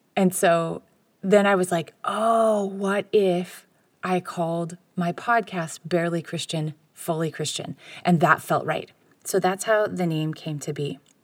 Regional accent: United States; I'm from America

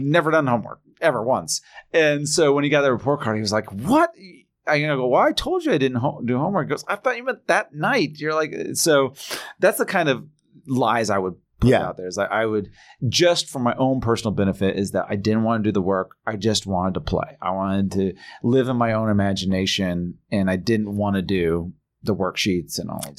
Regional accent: Indiana, United States; I'm from Indiana

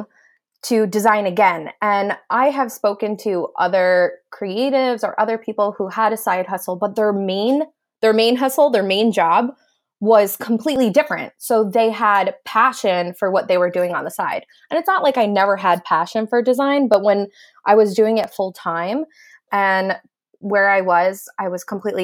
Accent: New Jersey, United States; I am from New Jersey, but I help people locally and globally

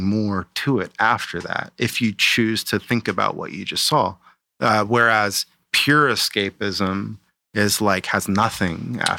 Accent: Arizona, United States; also born or lived in London; I'm from Arizona, so I grew up.

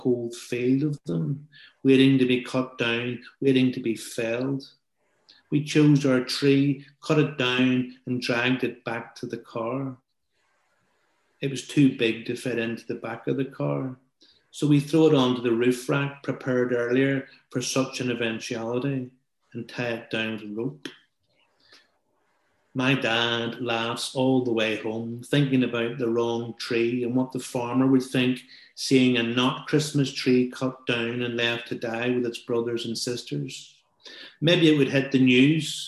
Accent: Belfast, Northern Ireland, United Kingdom; we are both from Belfast

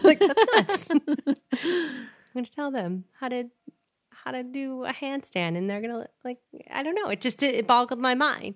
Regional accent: Chester, New Hampshire, United States; we grew up in Chester, New Hampshire

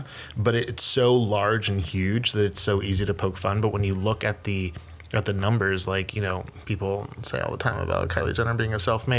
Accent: right outside of Philadelphia, Pennsylvania, United States; moved away as an adult; now in New York, United States; I'm originally from Pennsylvania, right outside of Philadelphia. Okay. And that's primarily where I grew up, and then went to college here in New York.

